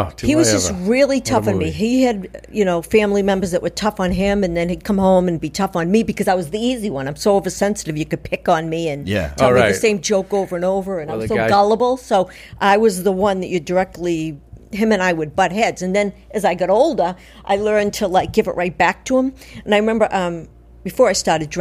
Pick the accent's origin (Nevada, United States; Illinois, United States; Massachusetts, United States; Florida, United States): Massachusetts, United States; Braintree; I grew up in Braintree